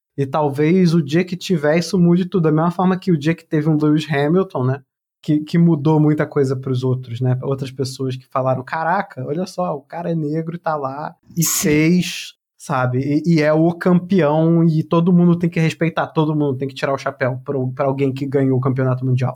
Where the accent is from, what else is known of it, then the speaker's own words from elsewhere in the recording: Petrópolis, Rio de Janeiro, Brazil; moved away; Petrópolis, na região serrana do Rio de Janeiro, é minha cidade natal